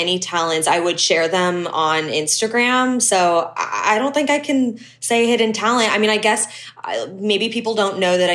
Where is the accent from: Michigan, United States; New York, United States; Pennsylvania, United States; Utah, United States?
Pennsylvania, United States; Pittsburgh; moved away; I am originally from Pittsburgh, Pennsylvania, which is, I mean, a pretty big city in the States, but, I say I'm from that city, but really it's like 30 minutes outside, in the suburbs